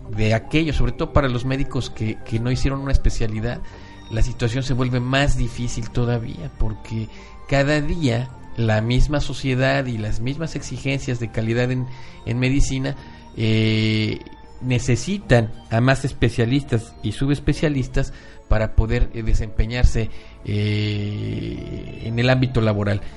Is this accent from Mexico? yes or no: yes; Mexico; nosotros como mexicanos tengamos ese gen también malinchista